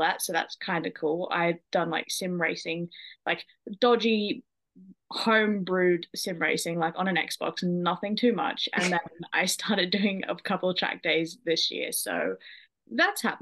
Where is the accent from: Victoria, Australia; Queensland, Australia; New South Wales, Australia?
New South Wales, Australia; Sydney; I am an Australian residing in Sydney.